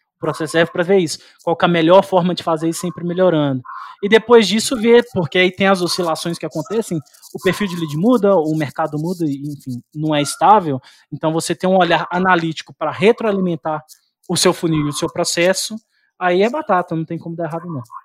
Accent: Belo Horizonte, Minas Gerais, Brazil; eu sou aqui de Belo Horizonte

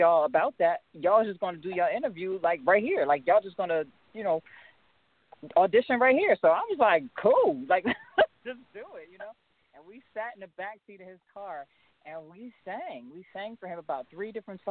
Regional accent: Harrisburg, Pennsylvania, United States; also born or lived in Brooklyn; my hometown, Harrisburg, Pennsylvania

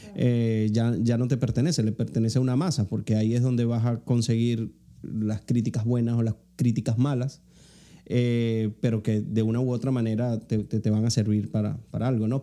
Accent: Venezuela; moved away as an adult; now in United States; yo salí huyendo de Venezuela

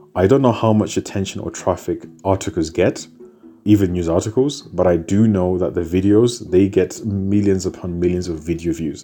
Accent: United Kingdom; also born or lived in Zimbabwe; I was born in Zimbabwe, but I was raised in the United Kingdom.

